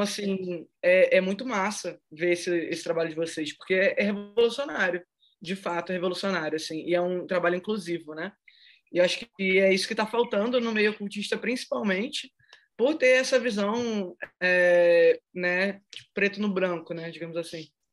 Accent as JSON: {"language": "Portuguese", "country": "Brazil", "said": "enquanto brasileira"}